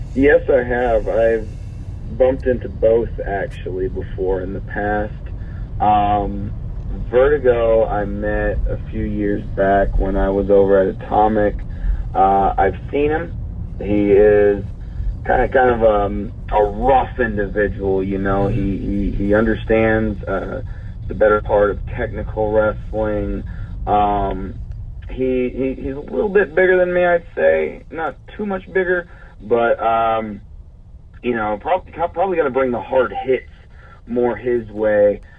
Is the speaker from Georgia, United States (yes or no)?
yes; Douglasville, Georgia, United States; in Douglasville, Georgia, my hometown